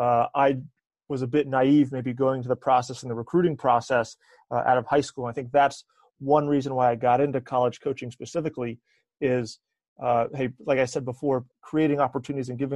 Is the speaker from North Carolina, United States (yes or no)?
yes; Eastern North Carolina, United States; moved away; I'm originally from Eastern North Carolina, so about halfway between Raleigh and the beach.